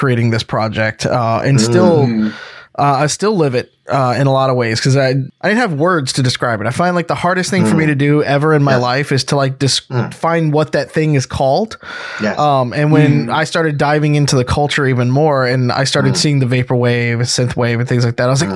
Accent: Deep South, United States; born or raised there; also born or lived in East Coast; now in Seattle, United States

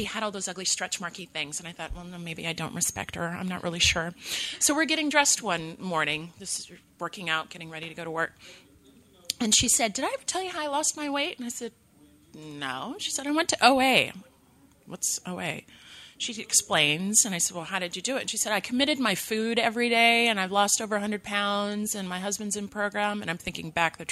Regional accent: 2 hours north of Los Angeles, California, United States; moved away as an adult; my hometown, 2 hours north of Los Angeles

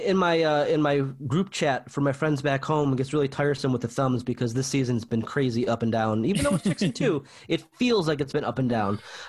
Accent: Buffalo, New York, United States; now in United Kingdom; I'm from Buffalo. I moved to the UK.

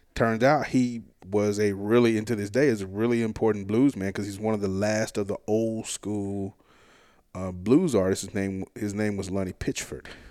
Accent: South Hinds County, Mississippi, United States; grew up in South Hines County, which is like sort of the Pine Hills

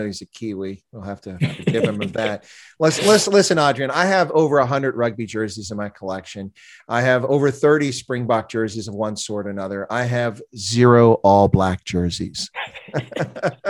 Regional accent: United States; as an American

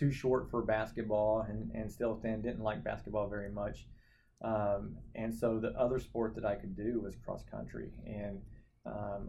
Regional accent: Saginaw, Texas, United States; moved away as an adult; also born or lived in Oklahoma / York, Nebraska; Grew up in Fort Worth, but really a town called Saginaw, Texas

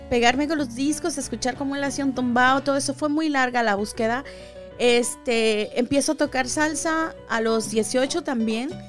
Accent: Mexico City, Mexico; moved away; also born or lived in Veracruz / New York; Soy, bueno, nací en la Ciudad de México, pero mi sangre es de Veracruz.

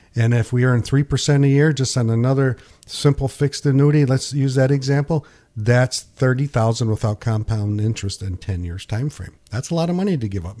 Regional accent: Pinconning, Michigan, United States; when I grew up in Pinconning, I sold night crawlers

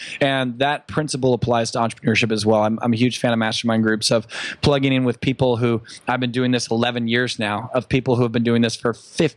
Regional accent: Newport Beach, California, United States; I live in Orange County, California. I was born in Newport Beach. So I was, you know, on the sand, born and raised.

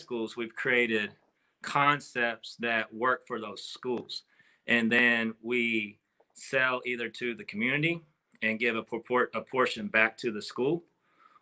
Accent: Howe, Texas, United States; my hometown of Howe

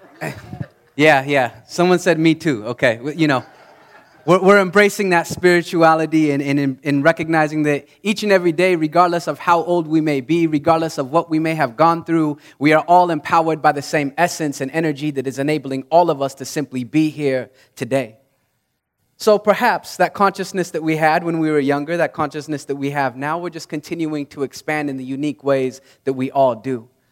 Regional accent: Utah, United States; I grew up in Utah

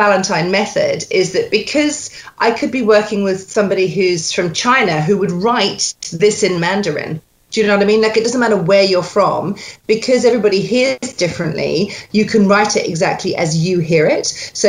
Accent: Scotland, United Kingdom; born there; accent: Scots; I was born in Scotland.

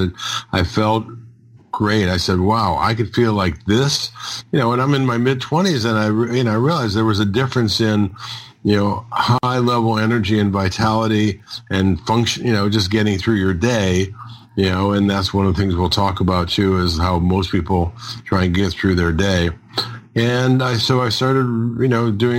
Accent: Detroit, Michigan, United States; I grew up in Detroit, Michigan

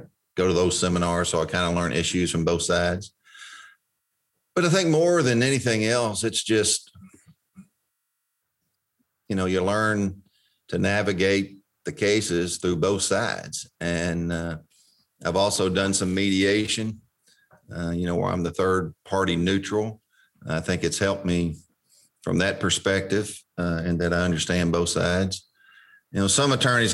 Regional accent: Elizabethtown, Kentucky, United States; moved away as an adult; now in Bowling Green, United States; Elizabethtown, which is my hometown

